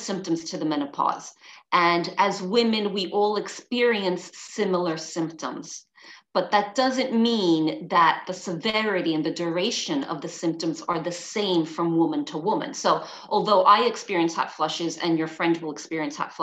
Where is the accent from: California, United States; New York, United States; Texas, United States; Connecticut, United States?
New York, United States; New York City; moved away as an adult; now in London, United Kingdom; I'm originally from New York City, but now I live in London, and London is my home